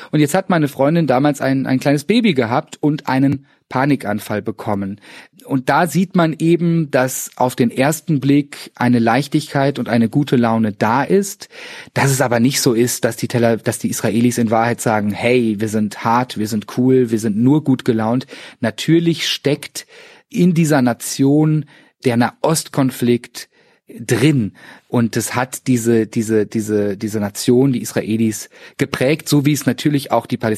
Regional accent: Cologne, North Rhine-Westphalia, Germany; in der Bäckerei auch erstmal, ich als Kölner, äh, ein paar Monate brauchte zu verstehen

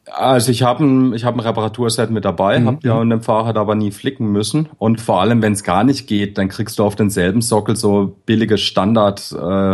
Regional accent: Bad Krozingen, Baden-Württemberg, Germany; moved away as an adult; in dem Dorf, wo ich herkomme

